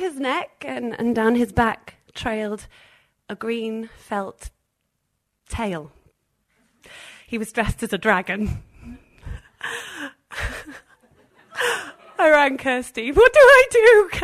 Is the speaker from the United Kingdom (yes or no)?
yes; Wales, United Kingdom; I'm Welsh